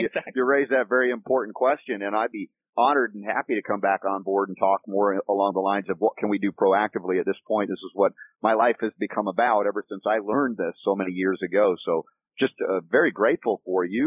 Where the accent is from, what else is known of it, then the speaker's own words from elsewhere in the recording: Georgia, United States; also born or lived in the North (US); Although I was born in the North, I lived in Georgia for 30 years